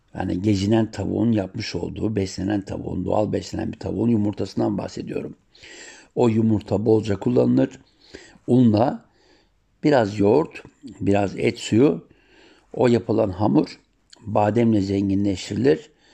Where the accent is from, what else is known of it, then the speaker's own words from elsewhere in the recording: Siirt Province, Turkey; Sir doğumluyum